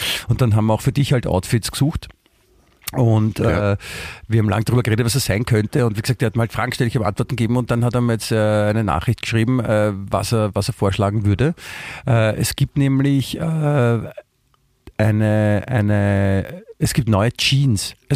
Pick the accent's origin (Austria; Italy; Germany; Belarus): Austria; Vienna; Nein, wie gesagt, bei uns in Wien sagt man guten Tag, was ja das, das, das Allgemeinere ist.